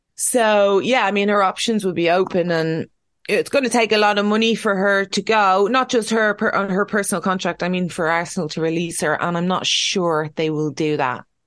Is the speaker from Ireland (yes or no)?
yes; Ireland; we're Irish.